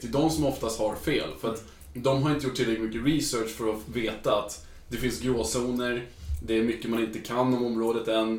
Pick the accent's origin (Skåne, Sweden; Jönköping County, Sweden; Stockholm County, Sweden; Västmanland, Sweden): Stockholm County, Sweden; Stockholm; moved away as an adult; now in Luleå, Sweden; Jag är från eh, eh Stockholm, mm. södra delen. närmare Nynäshamn.